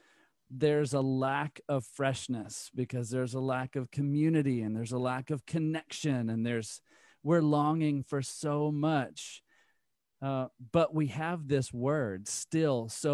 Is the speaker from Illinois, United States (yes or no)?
no; Alabama, United States; And Deep South, you know, growing up in Alabama, the choir was singing songs about the Lord